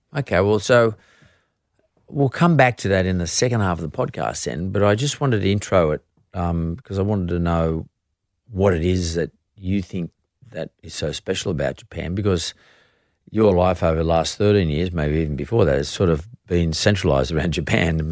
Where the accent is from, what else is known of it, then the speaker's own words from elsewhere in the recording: Sydney, New South Wales, Australia; growing up in S-, Sydney at fifteen